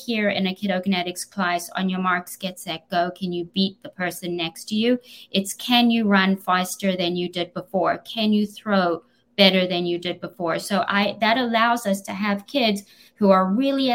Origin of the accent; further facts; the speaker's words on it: South Africa; accent: South African; moved away; I was born in South Africa